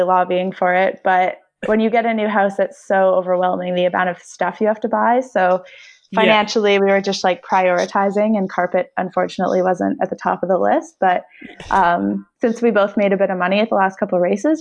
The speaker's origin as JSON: {"language": "English", "country": "Canada", "moved": "as an adult", "lives_now": "United States", "said": "I'm Canadian and need to be home for half the year"}